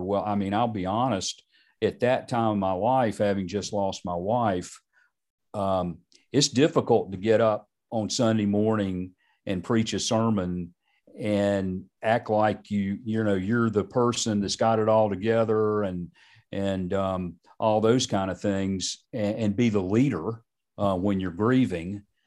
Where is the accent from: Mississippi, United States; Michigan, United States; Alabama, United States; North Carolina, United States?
North Carolina, United States; Charlotte; I grew up in Charlotte.